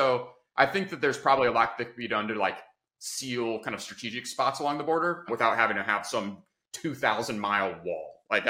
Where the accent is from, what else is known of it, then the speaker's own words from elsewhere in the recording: Dallas, Texas, United States; now in Austin, United States; I wasn't born in Texas. It's kind of a black mark on my Texas resume, but okay. I grew up in Dallas. I've been living in Austin the past 3.5 years.